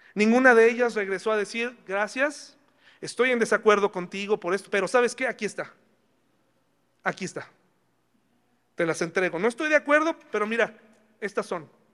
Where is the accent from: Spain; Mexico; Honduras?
Mexico